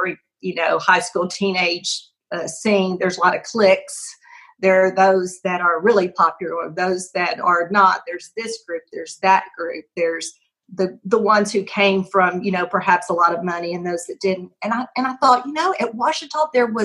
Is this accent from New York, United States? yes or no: no; Pine Bluff, Arkansas, United States; I came from Pine Bluff High School